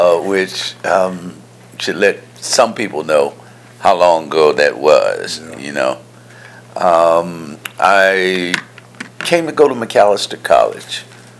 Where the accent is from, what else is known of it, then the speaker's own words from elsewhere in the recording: St. Louis, Missouri, United States; I am from St. Louis, Missouri. I'm from the Lou.